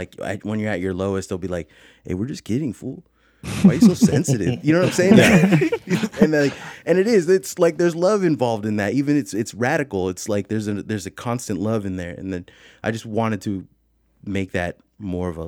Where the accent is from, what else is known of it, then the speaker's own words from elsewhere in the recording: San Francisco, California, United States; I'm from the Bay Area. I'm from like San Francisco